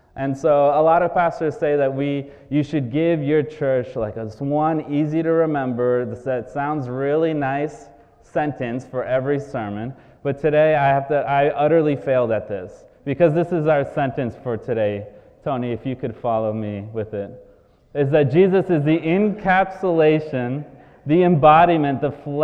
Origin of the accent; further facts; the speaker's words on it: Brazil; moved away; I am originally from Brazil